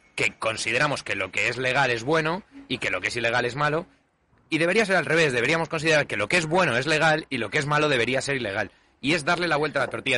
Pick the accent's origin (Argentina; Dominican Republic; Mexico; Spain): Spain; yo siga siendo español